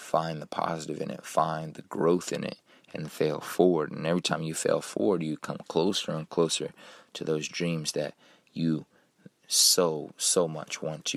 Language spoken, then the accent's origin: English; Kansas City, Missouri, United States; I grew up in Kansas City, Missouri, and I always had my family by my side